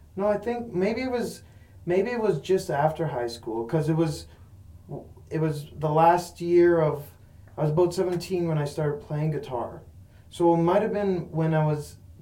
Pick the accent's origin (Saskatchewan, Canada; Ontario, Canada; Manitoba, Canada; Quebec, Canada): Saskatchewan, Canada; Buffalo Pound, near Moose Jaw; I was growing up in Buffalo Pound